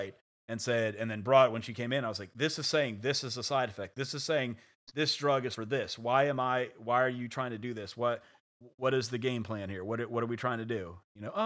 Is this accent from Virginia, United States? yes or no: yes; Virginia, United States; you were born and raised in Virginia